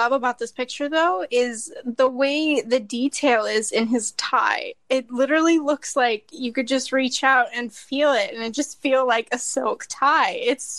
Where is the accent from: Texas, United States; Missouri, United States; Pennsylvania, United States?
Missouri, United States; Kansas City; I am from Kansas City, Missouri. I'm 26.